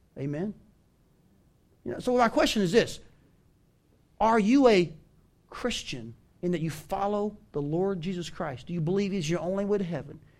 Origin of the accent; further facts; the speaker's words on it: the South, United States; moved away as an adult; also born or lived in Washington State; now in Iowa, United States; I grew up in the South.